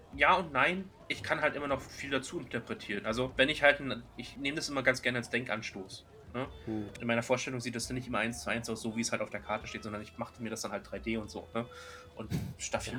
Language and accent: German; Berlin, Germany; bei uns in Berlin